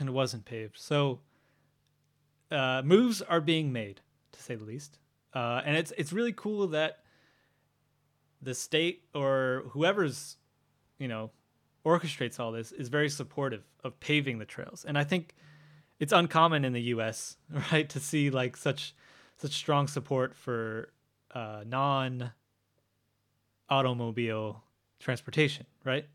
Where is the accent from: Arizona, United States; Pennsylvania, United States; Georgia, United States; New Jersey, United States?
New Jersey, United States; I'm from Jersey.